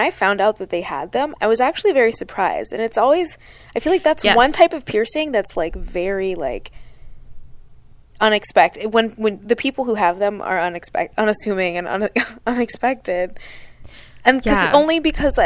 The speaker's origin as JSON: {"language": "English", "region": "Pennsylvania", "country": "United States", "tie": "born or raised there", "said": "I grew up in Pennsylvania, and so a lot of people that I went to high school with went to Penn State"}